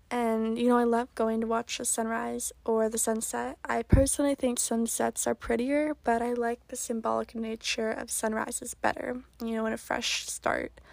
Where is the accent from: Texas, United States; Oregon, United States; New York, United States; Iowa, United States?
Oregon, United States; moved away; I'm originally from Oregon